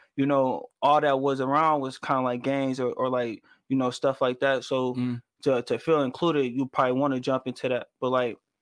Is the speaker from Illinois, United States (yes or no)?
yes; Chicago, Illinois, United States; I'm from um out south